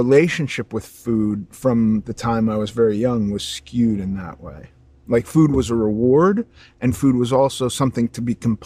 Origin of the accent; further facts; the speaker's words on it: Los Angeles, California, United States; And I grew up in Los Angeles